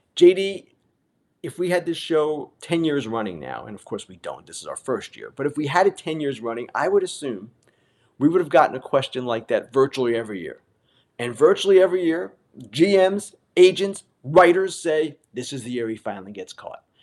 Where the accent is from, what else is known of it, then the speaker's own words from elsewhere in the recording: Long Island and Queens, New York, United States; I grew up on Long Island and in Queens